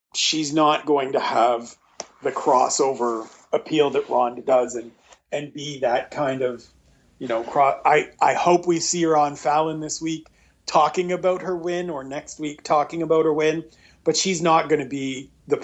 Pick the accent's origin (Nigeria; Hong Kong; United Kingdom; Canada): Canada; being a Canadian